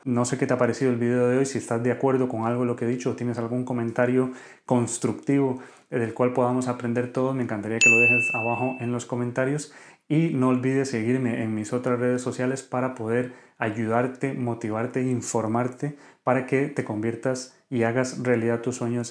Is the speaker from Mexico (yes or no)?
no; Costa Rica; moved away as an adult; now in Spain; soy médico de Costa Rica y actualmente formándome como re, como médico urólogo en España